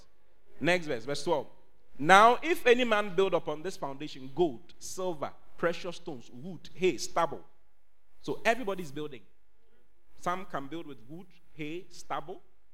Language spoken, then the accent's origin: English; Accra, Greater Accra, Ghana; moved away as an adult; now in Kumasi, Ghana; I was born and bred in Accra